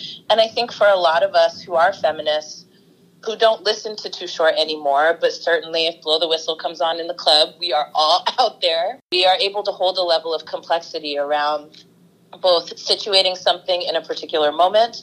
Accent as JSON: {"language": "English", "area": "the Bay Area", "region": "California", "country": "United States", "tie": "born or raised there", "also_born_or_lived": "Oakland", "said": "born and raised in the Bay Area, and I've lived in Oakland, I don't know, for the last 20 years or so"}